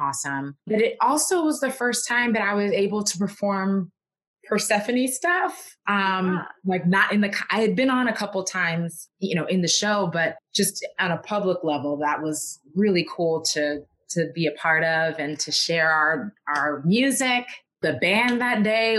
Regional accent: New York, United States; I'm from New York

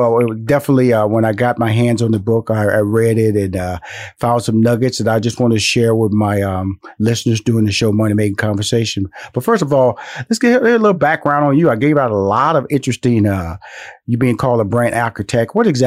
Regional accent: the South, United States; I'm from the South.

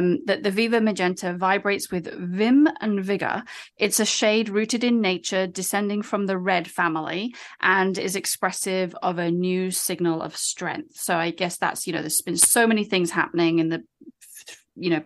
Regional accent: United Kingdom; moved away as an adult; now in United States; I'm British

